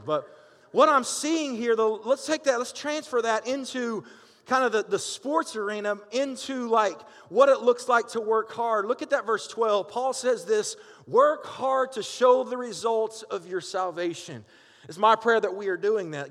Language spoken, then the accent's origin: English; Benton, Arkansas, United States; also born or lived in Pryor, Oklahoma / Pittsburgh, Pennsylvania; now in Haskell, United States; I'm from Oklahoma. I grew up here in Benton